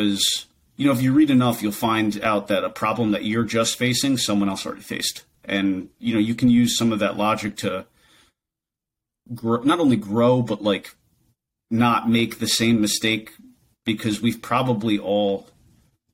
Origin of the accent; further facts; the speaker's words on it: New Jersey, United States; I was born and raised in New Jersey.